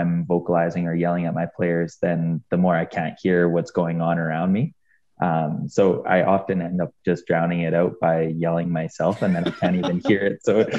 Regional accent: Edmonton, Alberta, Canada; I'm from Edmonton

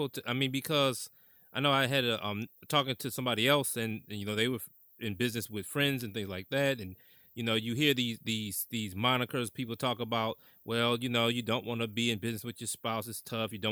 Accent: Mount Clemens, Michigan, United States; moved away as an adult; also born or lived in Chicago / Montreal / New York City; I grew up in Mount Clemens

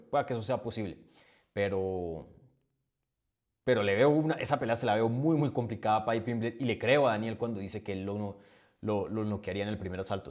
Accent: Colombia; como buen colombiano

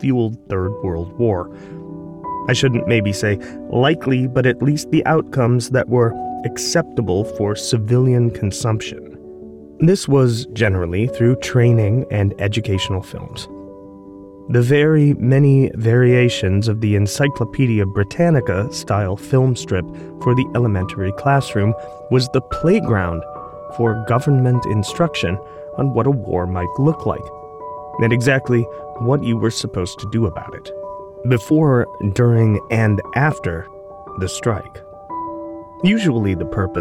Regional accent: American Midwest, United States; When I was growing up in the American Midwest in the 1980s

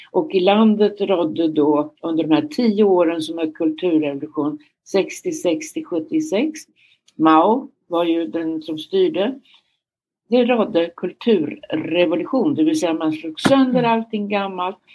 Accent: Örebro, Örebro County, Sweden; Jag växte upp i Närke i Örebro, men man brukar säga jag har ingen Närke-dialekt kvar i Viby.

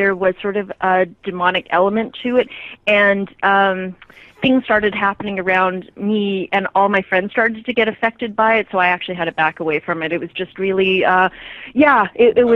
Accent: Canada; being Canadian

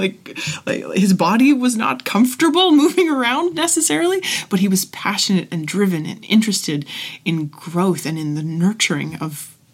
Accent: Ottawa, Ontario, Canada; also born or lived in Niagara; I grew up in Ottawa, mainly. I kind of grew up in two regions

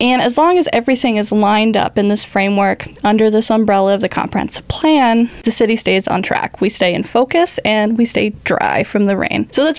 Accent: Mississippi, United States; also born or lived in Brownsville, Texas; now in Baytown, United States; Before this, I was down in Brownsville, where I worked for the city of Brownsville. I was there for a few years, but I'm mostly from Mississippi. I'm sticking to Texas, though.

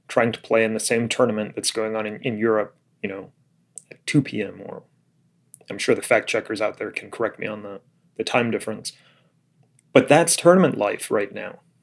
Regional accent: Florida, United States; moved away; also born or lived in Illinois; I was a little kid growing up in Florida

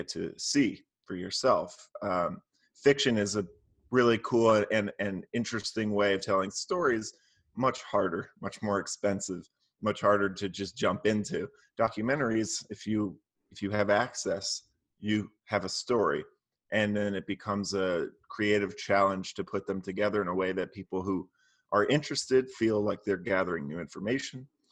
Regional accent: Maryland, United States; also born or lived in Philadelphia, Pennsylvania; My childhood was mostly in Maryland, outside of DC.

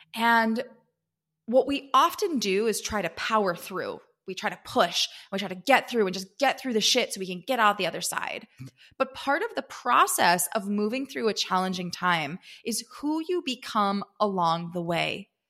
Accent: East Coast, United States; now in California, United States; I grew up on the East Coast, and now I live in California

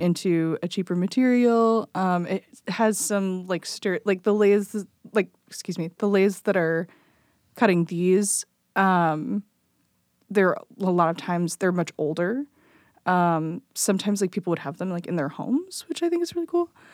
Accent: Belleville, Illinois, United States; moved away as an adult; also born or lived in Decatur, Illinois; now in Chicago, United States; I grew up in, um, Belleville, Illinois, which is, like, right next to Saint Louis

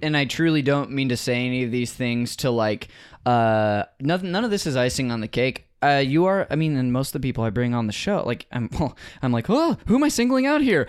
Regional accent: Modesto, California, United States; I'm from Northern California.

